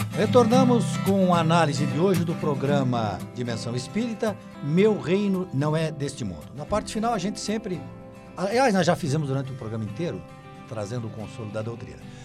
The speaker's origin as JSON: {"language": "Portuguese", "region": "Santa Catarina", "country": "Brazil", "said": "eu sou daqui"}